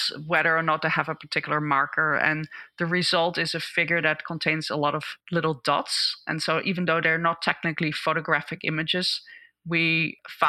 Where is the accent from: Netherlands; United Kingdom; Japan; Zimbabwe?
Netherlands; moved away as an adult; now in United States; I grew up in the Netherlands and did my PhD there, and I moved to the US in 2001